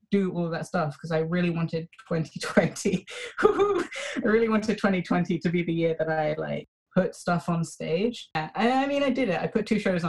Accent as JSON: {"language": "English", "region": "London", "country": "United Kingdom", "tie": "born or raised there", "said": "I was born in Britain and have lived my entire life in London"}